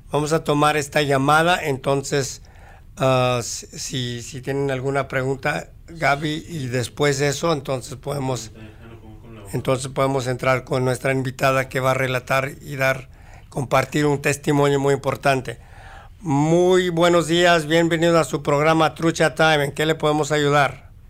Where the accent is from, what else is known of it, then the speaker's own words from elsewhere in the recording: Mexico; now in United States; Yo soy de México.